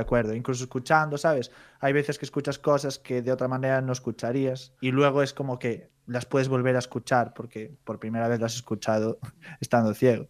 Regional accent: Santiago de Compostela, Galicia, Spain; accent: Galician; yo vengo de Santiago

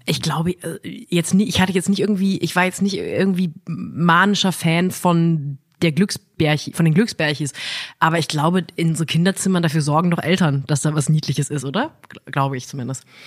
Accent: Ettenheim, Baden-Württemberg, Germany; ich bin auch in Ettenheim-Münchweier groß geworden

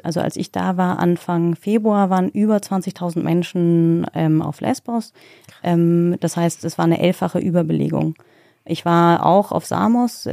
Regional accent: Germany; ich bin Deutsche

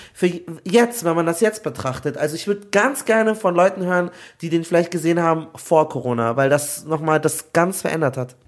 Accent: Nigeria; ich bin auch Nigerianer

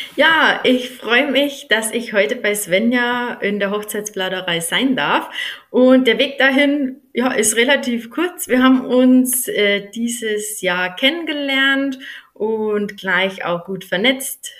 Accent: near Mühldorf am Inn, Bavaria, Germany; accent: Upper Bavarian; now in Eschenbach, Germany; ich habe einen oberbayerischen Dialekt. Hm, ich komme gebürtig aus der Nähe von Mühldorf am Inn

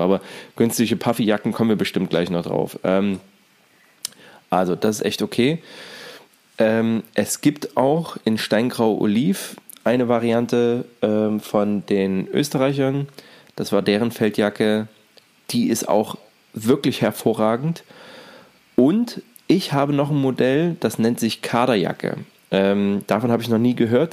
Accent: East Germany, Germany; in der DDR

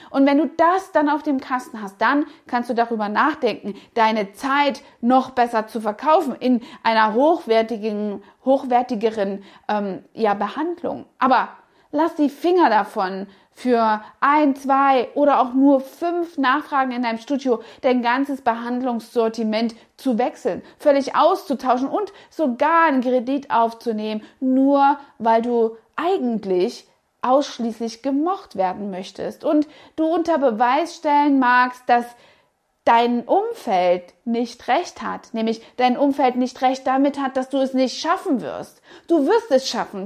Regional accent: Saxony, Germany; moved away; der charmante sächsische Dialekt, der mich stark an meine Heimat erinnerte

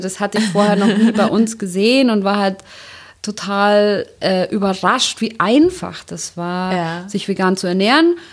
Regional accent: Bavaria, Germany; Ich komme ja aus Bayern

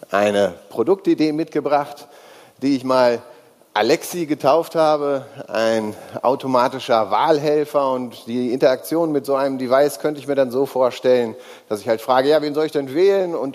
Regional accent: North Rhine-Westphalia, Germany; born there; Ich bin gebürtiger Nordrhein-Westfale und im Moment auch gemeldet in Nordrhein-Westfalen.

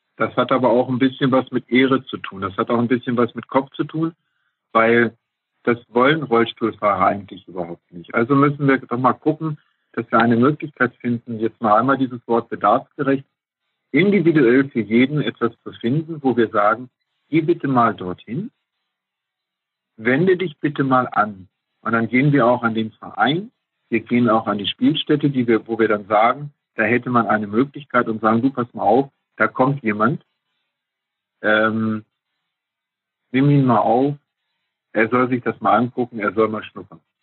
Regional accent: Tostedt, Lower Saxony, Germany; also born or lived in Hesse; in Tostedt, da wo ich herkomme

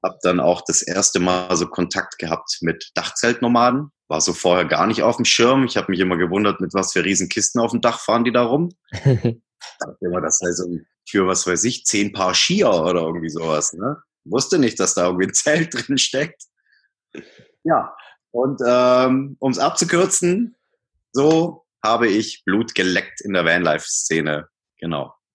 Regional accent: Swabian Jura, Baden-Württemberg, Germany; moved away as an adult; also born or lived in Hamburg; now in Munich, Germany; bin auf der Schwäbischen Alb geboren, südlich von Stuttgart, war dort eigentlich äh, so die meiste Zeit meines Lebens

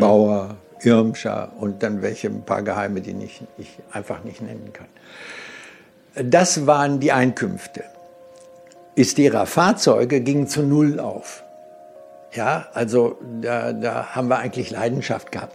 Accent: Germany; bei uns in Deutschland

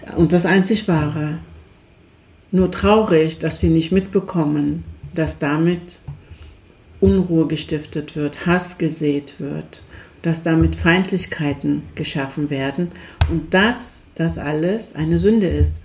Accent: Turkey; now in Germany; Wir kommen aus der Türkei

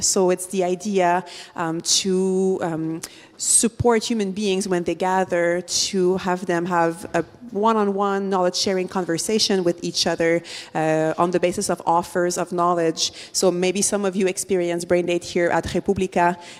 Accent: Montreal, Quebec, Canada; social entrepreneur from Montreal, as you can hear from my accent.

